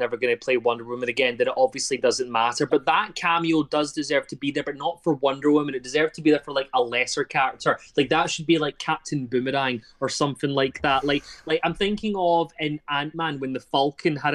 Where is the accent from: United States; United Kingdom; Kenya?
United Kingdom; Glasgow, Scotland; I'm from Glasgow